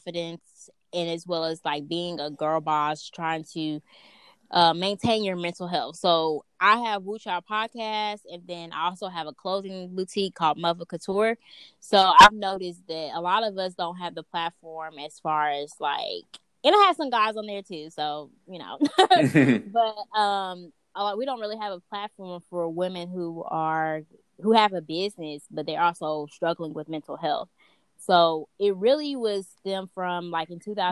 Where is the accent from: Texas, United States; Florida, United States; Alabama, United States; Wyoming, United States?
Alabama, United States; Huntsville; I'm from Huntsville, Alabama.